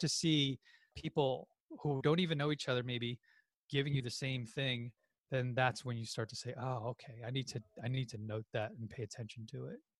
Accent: New York, United States; my family's from the Philippines, I was born and raised in New York

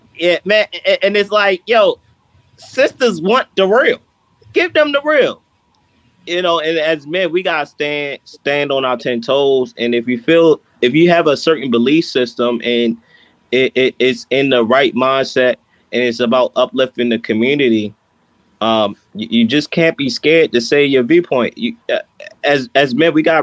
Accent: Baltimore, Maryland, United States; growing up from where I grew up in East Baltimore

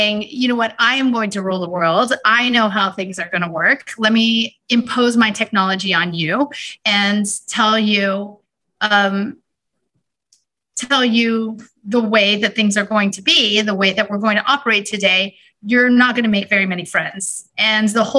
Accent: Houston, Texas, United States; moved away; when I was growing up in Houston, one of my passions when I was in high school

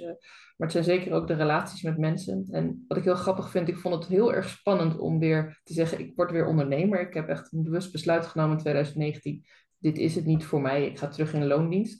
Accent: Zeeland, Netherlands; ik ben ook Zeeuwse

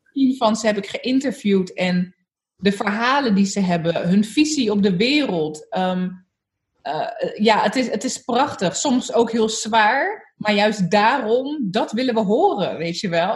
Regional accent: Zoetermeer, South Holland, Netherlands; Ik ben opgegroeid in Soetermeer, eh, in een hele witte wijk

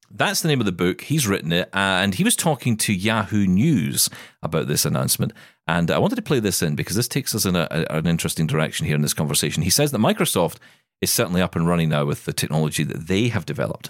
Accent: Scotland, United Kingdom; I am Scottish

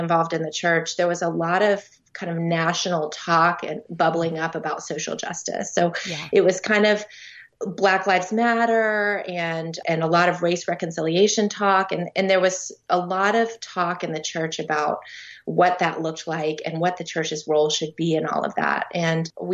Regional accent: Tallahassee, Florida, United States; now in Tampa, United States; I am from Tallahassee, but currently live in Tampa, Florida

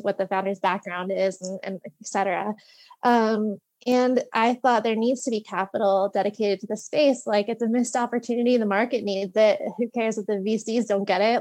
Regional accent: Long Valley, New Jersey, United States; also born or lived in Virginia / New York City; I'm from Long Valley, New Jersey, uh, a little over an hour outside of New York City

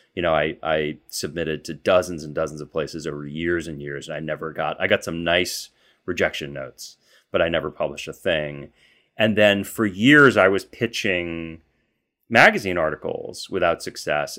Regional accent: Boston, Massachusetts, United States; there's a fair bit of crime there when I was growing up

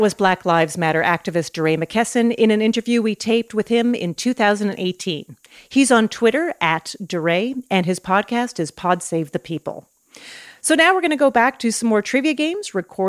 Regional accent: Canada; I'm Canadian

